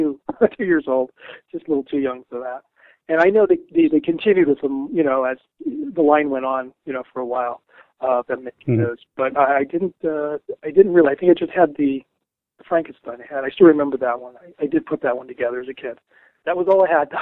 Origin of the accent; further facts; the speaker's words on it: Denver, Colorado, United States; moved away as an adult; also born or lived in New England / New York City; I grew up in Denver. I actually left when I was 23. I moved out to New England. I lived in New York City as well. And then I moved back just about 3 years ago